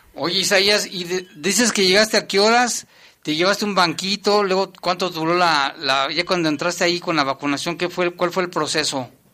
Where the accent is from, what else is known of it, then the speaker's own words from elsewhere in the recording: León, Guanajuato, Mexico; así somos los leoneses